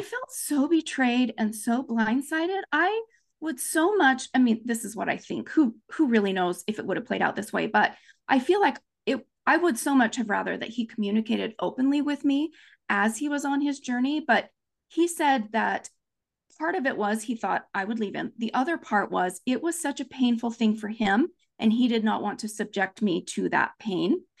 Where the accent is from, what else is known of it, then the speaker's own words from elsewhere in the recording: Provo, Utah, United States; also born or lived in Japan; now in Orem, United States; I grew up in Provo, Utah, Happy Valley, U S A.